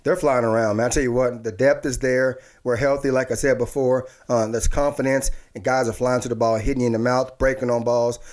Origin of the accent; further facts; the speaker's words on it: Dallas, Texas, United States; me as a kid growing up in Dallas